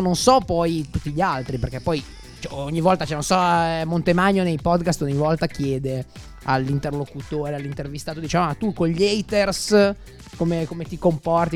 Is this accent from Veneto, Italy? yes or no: no; Milan, Lombardy, Italy; sono di Milano, abito qua